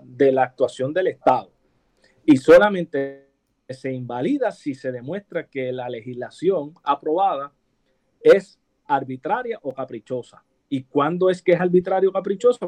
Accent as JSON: {"language": "Spanish", "country": "Puerto Rico", "said": "los puertorriqueños somos hispanos"}